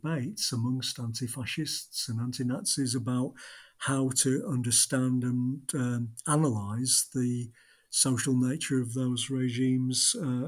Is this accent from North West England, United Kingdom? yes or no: yes; Blackburn, North West England, United Kingdom; my hometown of Blackburn